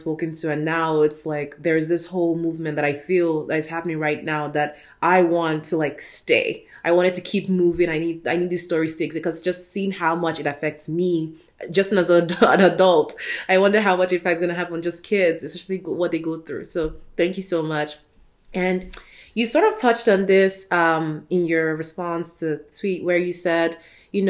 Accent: Nigeria; moved away; I grew up in Nigeria, I moved here

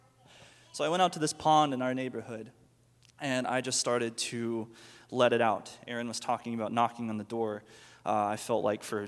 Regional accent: Mustang, Oklahoma, United States; I grew up here in Mustang, just right by the Walmart, and my family's pretty much been here my whole life.

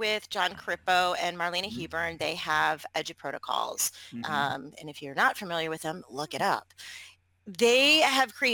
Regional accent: Michigan, United States; I grew up in Michigan

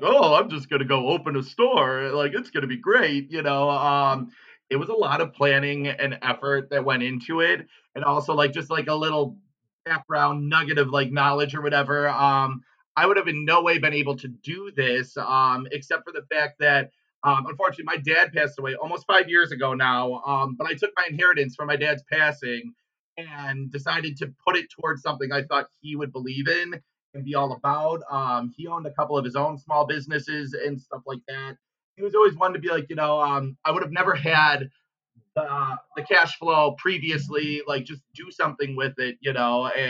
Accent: Wilmot, Wisconsin, United States; moved away as an adult; now in Milwaukee, United States; I grew up in Wilmot, Wisconsin, down in Kenosha County, between like Kenosha and Lake Geneva.

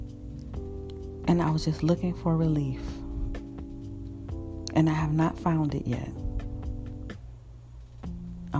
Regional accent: Florida, United States; moved away as an adult; also born or lived in Los Angeles, California; I moved back to my home state of Florida

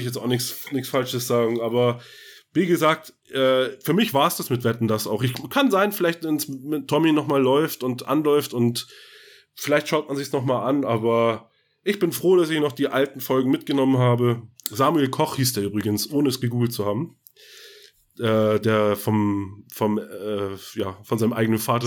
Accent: Scharbeutz, Schleswig-Holstein, Germany; also born or lived in Bad Oldesloe; gebürtig aus, geboren in Bad Oldesloe, groß geworden in Scharbeutz

